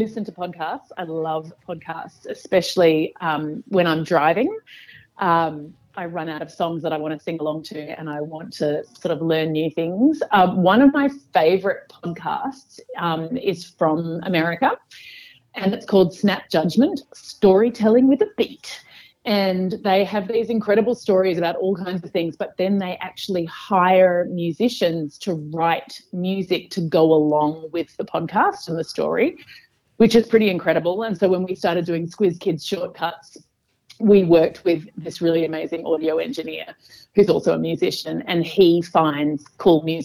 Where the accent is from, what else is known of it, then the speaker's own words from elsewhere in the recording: Perth, Western Australia, Australia; moved away as an adult; also born or lived in Germany / New York City / San Francisco; I'm from Perth.